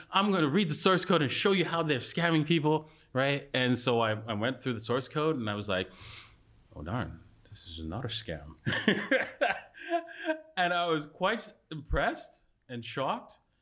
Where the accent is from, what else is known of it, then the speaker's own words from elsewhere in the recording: Canada; I was a s, complete socialist as a Canadian